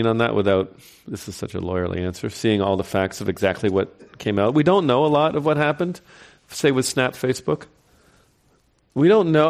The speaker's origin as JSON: {"language": "English", "region": "New York", "country": "United States", "tie": "born or raised there", "said": "Might be my home state."}